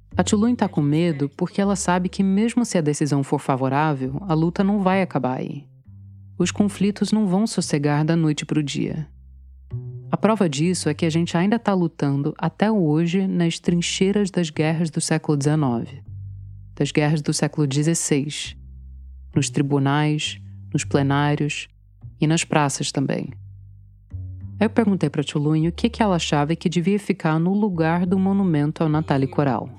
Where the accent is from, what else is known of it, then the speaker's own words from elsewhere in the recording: Charlottesville, Virginia, United States; Portuguese is a second language; moved away as an adult; now in Brazil; Eu sou de uma cidade nos Estados Unidos chamada Charlottesville